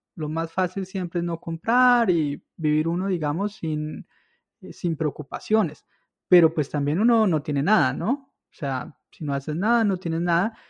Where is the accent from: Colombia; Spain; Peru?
Colombia; Villa de Leyva, Boyacá; moved away; yo soy de Villa de Leyva